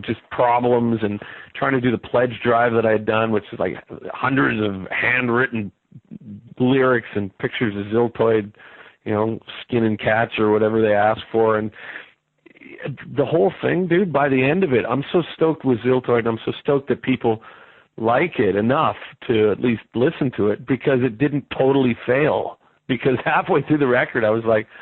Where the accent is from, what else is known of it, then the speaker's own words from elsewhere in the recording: Vancouver, British Columbia, Canada; I'm from Vancouver